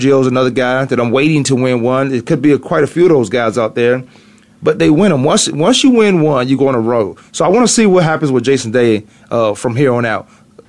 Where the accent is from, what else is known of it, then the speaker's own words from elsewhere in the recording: Virginia, United States; I'm from Virginia